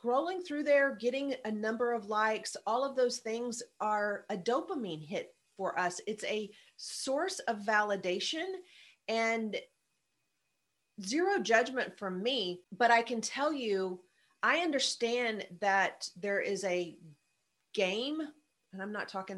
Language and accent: English; the South, United States; I'm from the South